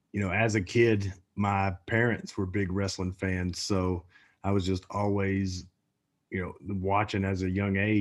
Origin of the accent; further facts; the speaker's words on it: Bristol, Virginia, United States; moved away as an adult; now in Texas, United States; I live in Bristol, or did live in Bristol before moving to Texas. But so Bristol was half Virginia, half Tennessee. And, I lived on the Virginia side